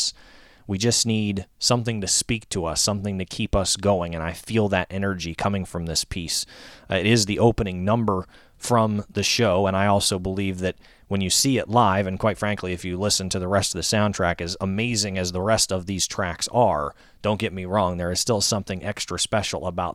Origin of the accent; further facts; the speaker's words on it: Northern Virginia, United States; moved away as an adult; also born or lived in Bowling Green, Kentucky; here in the Northern Virginia area, my hometown